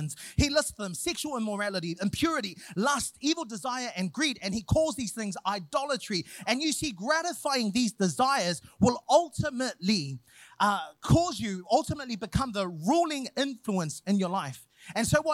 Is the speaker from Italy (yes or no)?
no; Samoa; made me Samoan